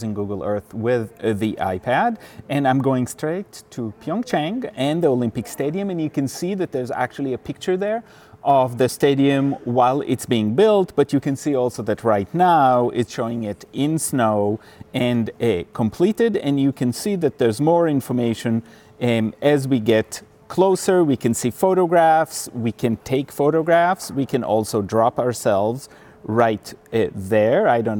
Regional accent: Switzerland; born there; I was born in Switzerland, and my mother was from Finland

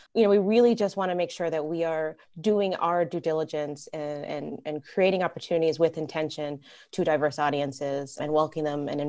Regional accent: Puerto Rico; also born or lived in Atlanta, Georgia / Rochester, New York; now in Massachusetts, United States; I'm a little bit more of a Southern gal. I'm originally from Puerto Rico, actually, and then moved to Atlanta, Georgia, and then ended up in the Arctic Northeast and Rochester, New York, and then now in Massachusetts.

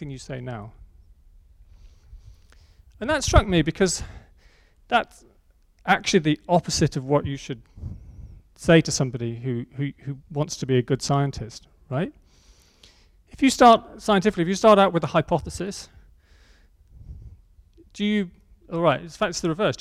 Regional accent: Oxford, South East England, United Kingdom; my hometown in Oxford

